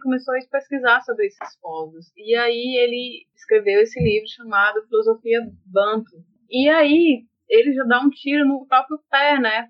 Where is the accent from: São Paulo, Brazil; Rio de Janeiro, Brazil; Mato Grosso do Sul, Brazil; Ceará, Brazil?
Ceará, Brazil; also born or lived in Bahia; voltei, né, para minha terra de fato